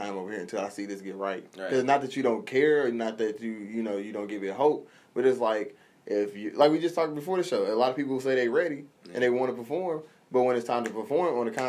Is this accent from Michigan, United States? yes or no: no; Decatur, Illinois, United States; I'm from Decatur, Illinois. Not a lot of exposure. We don't get stuff like that, you know.